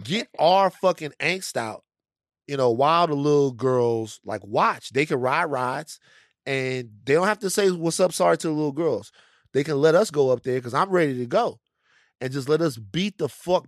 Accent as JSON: {"language": "English", "region": "Louisiana", "country": "United States", "said": "I'm from Louisiana"}